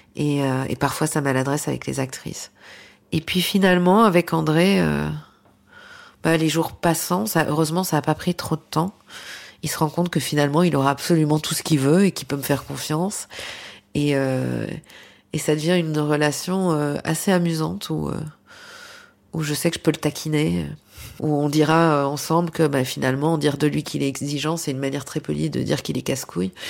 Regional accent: Belgium; dans ce petit village, le cinéma, il était loin

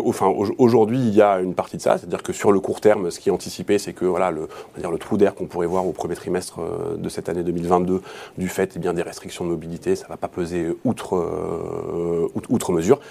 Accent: France; chez nous, en France

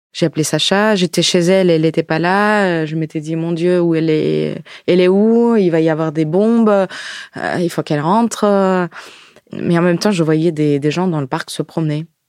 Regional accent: Ukraine; French is a second language; also born or lived in France; now in Paris, France; je suis née en Ukraine, maintenant je vis en France

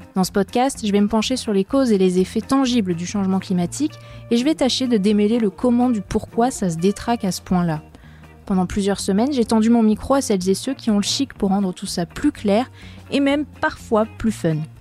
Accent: France; c'est chez nous, en France

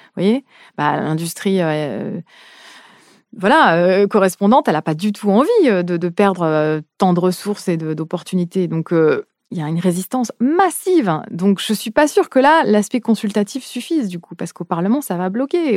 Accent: France; en tant que française

